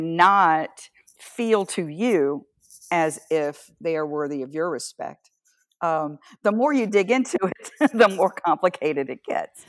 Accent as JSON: {"language": "English", "area": "Atlantic coast of the US", "region": "the South", "country": "United States", "tie": "born or raised there", "also_born_or_lived": "Washington State / Iowa", "moved": "yes", "lives_now": "Northern California, United States", "said": "I was raised on the Atlantic Ocean side of the country, a couple of miles from the ocean"}